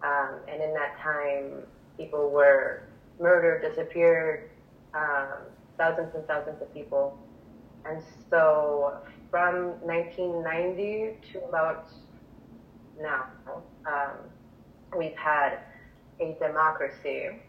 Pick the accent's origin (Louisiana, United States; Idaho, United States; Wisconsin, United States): Wisconsin, United States; moved away as an adult; now in Chile; I'm originally from Chile, and then I moved to the Midwest in Wisconsin when I was young, and then moved back about a year ago.